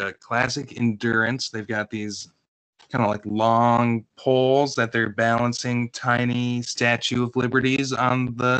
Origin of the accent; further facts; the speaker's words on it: Midwest, United States; as a Midwesterner.